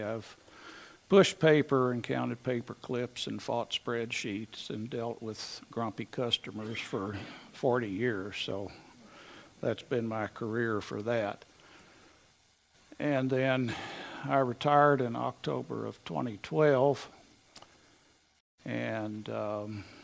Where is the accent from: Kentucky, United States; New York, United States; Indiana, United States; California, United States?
Kentucky, United States; Louisville; moved away as an adult; also born or lived in Arizona; now in Concord, United States; I grew up in Louisville, or Louisville